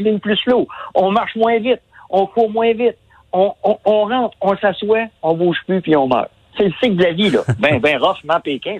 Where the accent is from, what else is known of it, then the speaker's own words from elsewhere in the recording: Quebec, Canada; on est des Québécois